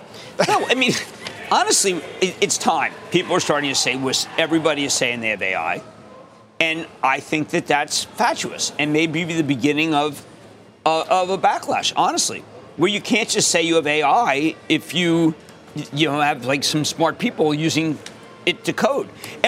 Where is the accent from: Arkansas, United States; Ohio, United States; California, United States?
Ohio, United States; Cleveland; I'm from Cleveland, drop dead.